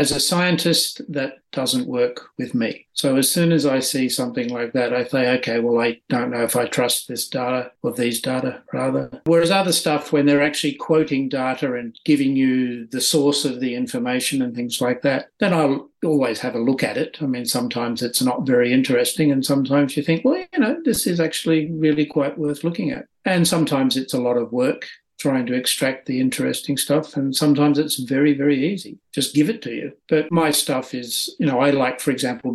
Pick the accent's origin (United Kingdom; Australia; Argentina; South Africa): Australia; moved away as an adult; now in Sweden; I spent the first 45 years in Australia.